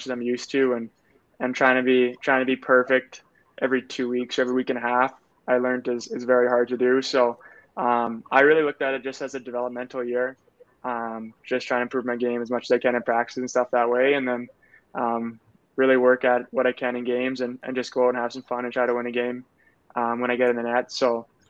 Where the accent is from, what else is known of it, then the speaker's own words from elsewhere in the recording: Manitoba, Canada; Growing up in Manitoba